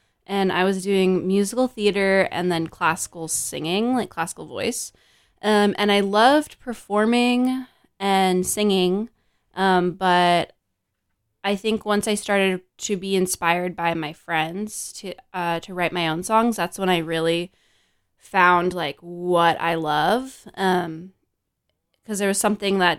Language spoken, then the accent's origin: English; San Francisco, California, United States; I grew up in San Francisco and stuck around